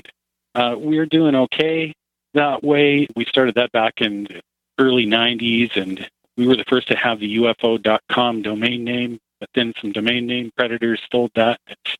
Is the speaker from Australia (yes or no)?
no; Canada; Well, I'm from Canada